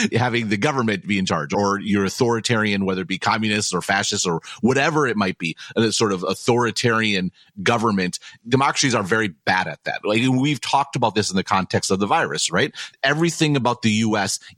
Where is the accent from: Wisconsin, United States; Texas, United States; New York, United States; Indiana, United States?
Wisconsin, United States; Madison; I grew up in Madison in this beautiful city